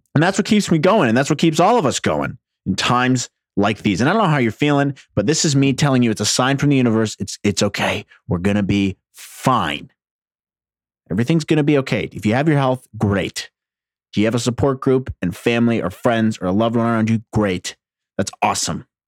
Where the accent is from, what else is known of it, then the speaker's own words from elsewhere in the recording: New Jersey, United States; I'm from Jersey.